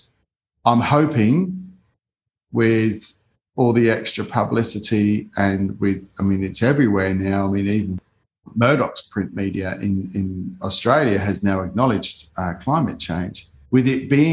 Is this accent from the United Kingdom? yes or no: yes; United Kingdom; I grew up in the Cold War in the UK